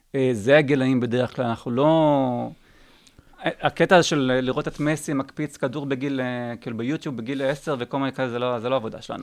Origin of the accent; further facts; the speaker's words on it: Israel; אני ישראלי